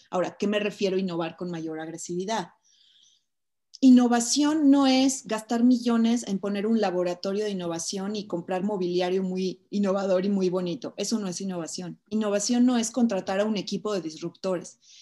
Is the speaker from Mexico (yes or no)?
yes; Mexico; soy una mujer mexicana